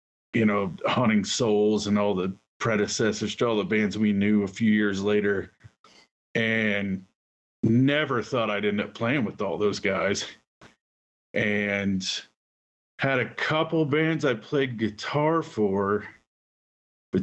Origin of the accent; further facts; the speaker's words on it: Huber Heights, Ohio, United States; also born or lived in Englewood, Ohio / Dayton, Ohio; now in Colorado, United States; I grew up mostly in Huber Heights until I was about 16. And then I lived in Inglewood